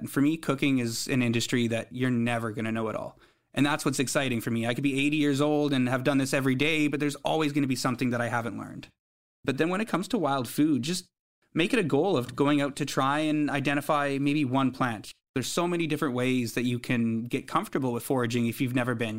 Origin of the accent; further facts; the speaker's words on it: High River, Alberta, Canada; also born or lived in Saskatoon, Saskatchewan / Vancouver, British Columbia; now in British Columbia, Canada; growing up in Alberta